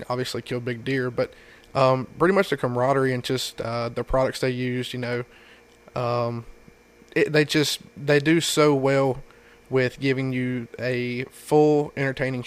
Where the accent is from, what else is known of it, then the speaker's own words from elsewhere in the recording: Fallston, North Carolina, United States; I am from a little town called Falston, North Carolina.